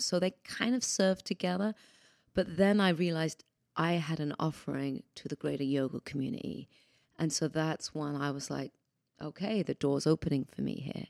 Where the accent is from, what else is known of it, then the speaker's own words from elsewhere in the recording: United Kingdom; moved away as an adult; now in United States; I'm British originally